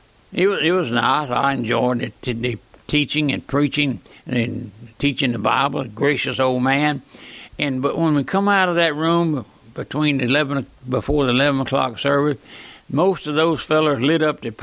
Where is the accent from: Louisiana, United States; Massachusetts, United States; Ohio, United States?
Louisiana, United States; South; the old country boy raised here in South Louisiana on the strawberry patch